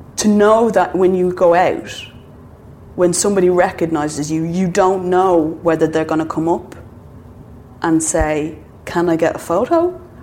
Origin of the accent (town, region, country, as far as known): Ireland